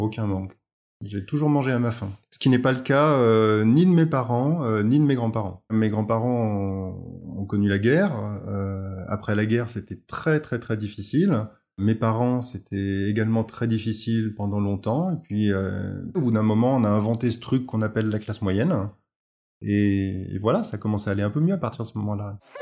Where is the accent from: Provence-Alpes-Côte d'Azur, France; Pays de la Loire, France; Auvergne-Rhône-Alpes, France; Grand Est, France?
Auvergne-Rhône-Alpes, France; moved away; also born or lived in Paris / south of France / Beaujolais / Franche-Comté; J'ai grandi à la campagne, dans un petit village de, la région Rhône-Alpes